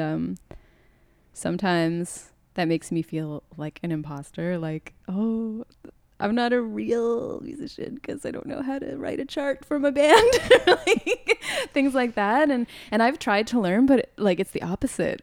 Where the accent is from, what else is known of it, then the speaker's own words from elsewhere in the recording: Toronto, Ontario, Canada; I grew up in Scarborough